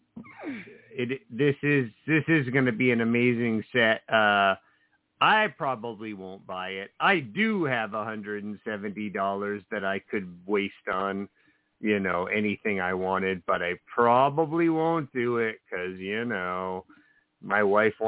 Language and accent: English; New Jersey, United States; I grew up in New Jersey